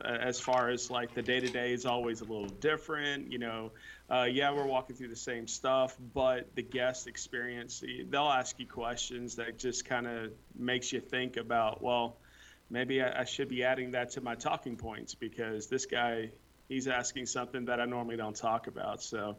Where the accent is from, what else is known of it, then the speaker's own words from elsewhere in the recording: New Orleans, Louisiana, United States; born there; moved away; I was born south in New Orleans, Louisiana, moved up here in 1985.